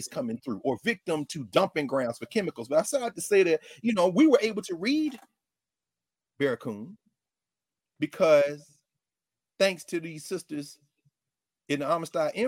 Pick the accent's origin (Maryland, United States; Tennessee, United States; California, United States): Tennessee, United States; Middle; I'm from Middle Tennessee